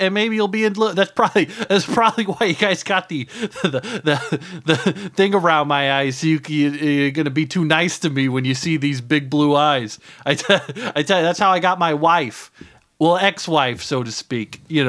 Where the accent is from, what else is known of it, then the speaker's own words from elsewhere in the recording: Terre Haute, Indiana, United States; Oh, yeah, I'm American. Never left. Well, you know, I'm here now. Don't, you know, quite remember how I got here, but I am an American guy. I'm from Terre Haute, Indiana.